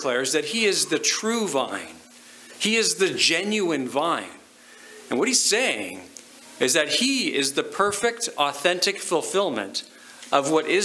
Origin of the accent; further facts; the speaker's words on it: Lower Mainland, British Columbia, Canada; now in Okotoks, Canada; I grew up in BC in the Lower Mainland